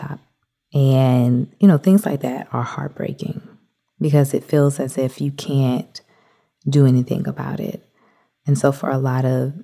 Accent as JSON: {"language": "English", "town": "Atlanta", "region": "Georgia", "country": "United States", "tie": "born or raised there", "said": "As a child growing up in Atlanta"}